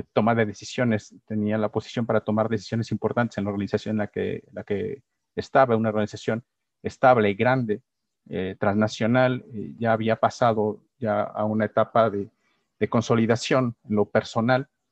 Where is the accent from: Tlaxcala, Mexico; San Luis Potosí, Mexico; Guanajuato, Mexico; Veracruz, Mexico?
Guanajuato, Mexico; San Miguel de Allende; Yo me considero sanmiguelense, amo mi pueblo